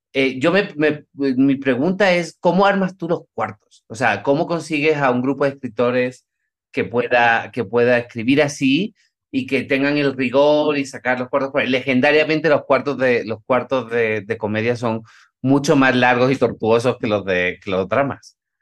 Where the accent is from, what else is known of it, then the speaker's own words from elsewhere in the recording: Spain; yo soy español